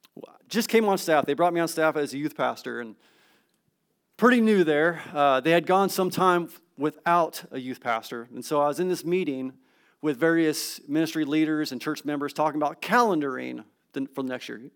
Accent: California, United States; moved away; I'm from California.

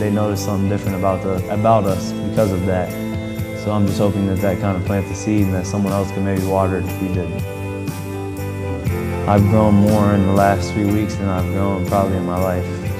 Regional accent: Troy, Ohio, United States; moved away as an adult; now in Hillsboro, United States; I'm from Troy, Ohio

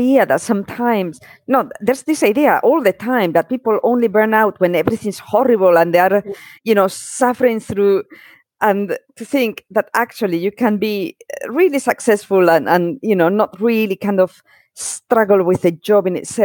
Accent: Spain; moved away; I grew up in Spain, which is a very Catholic country

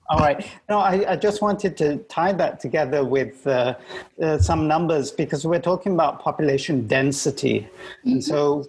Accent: Malaysia; i am a Malaysian

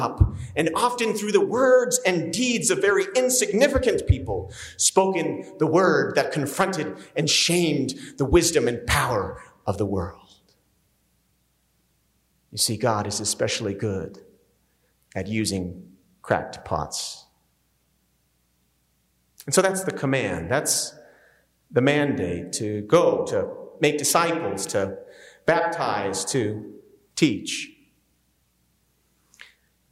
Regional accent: New Jersey, United States; moved away; I'm from New Jersey. There's a lot of pagans up there. I grew up working class

